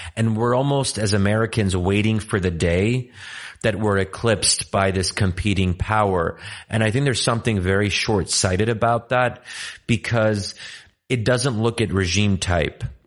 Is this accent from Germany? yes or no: no; Egypt; moved away; also born or lived in Pennsylvania; I said originally Egyptian